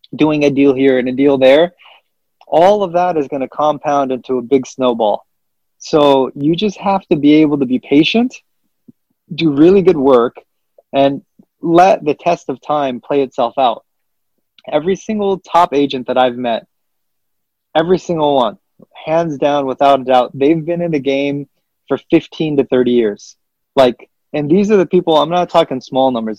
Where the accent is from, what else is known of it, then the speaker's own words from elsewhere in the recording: California, United States; also born or lived in Kabul, Afghanistan / Pakistan; I came here when I was you know, roughly, you know, two and a half, nearly three years old